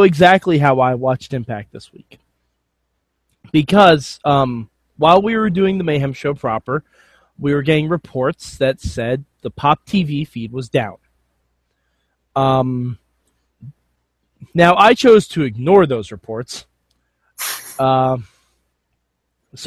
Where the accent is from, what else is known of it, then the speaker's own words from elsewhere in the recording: New York, United States; I'm from New York